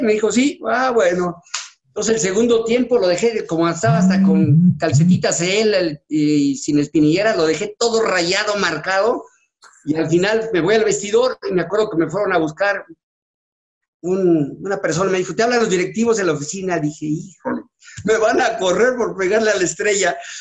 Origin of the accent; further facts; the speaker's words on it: Mexico City, Mexico; also born or lived in Acapulco, Guerrero / Ometepec, Guerrero; yo nací en la Ciudad de México. Entonces mi papá compró la casa que actualmente estás viendo aquí tu casa, y me vine a vivir con mi mamá porque yo estaba chico, entonces aquí me metieron desde tercero de primaria hasta la fecha